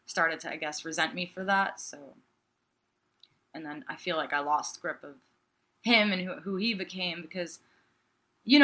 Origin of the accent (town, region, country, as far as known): New York, United States